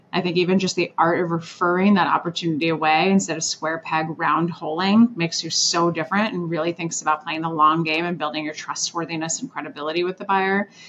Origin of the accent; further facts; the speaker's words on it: Orlando, Florida, United States; also born or lived in Switzerland / Washington, D.C.; I was a 90s kid and I lived in Orlando. So I was born in Switzerland and then moved to DC and then Orlando after that.